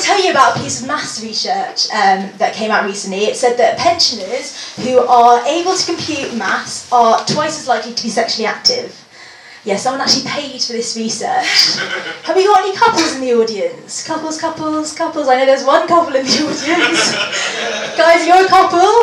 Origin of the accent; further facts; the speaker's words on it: London, United Kingdom; I'm from London.